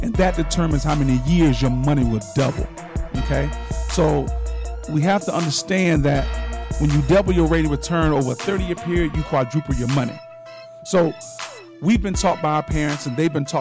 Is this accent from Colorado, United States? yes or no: no; Sarasota, Florida, United States; I'm from Sarasota